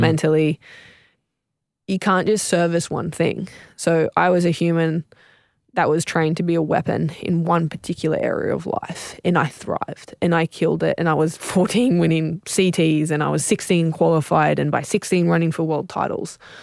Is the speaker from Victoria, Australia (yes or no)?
no; South Coast, New South Wales, Australia; I was raised on the South Coast.